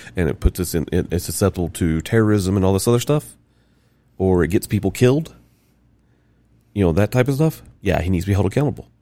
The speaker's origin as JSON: {"language": "English", "region": "the South", "country": "United States", "said": "I'm from South."}